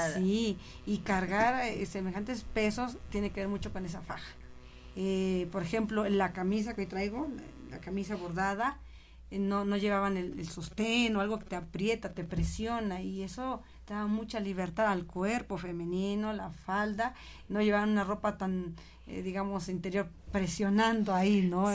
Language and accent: Spanish; Oaxaca, Mexico; born or raised there; now in Tlaxcalancingo, Mexico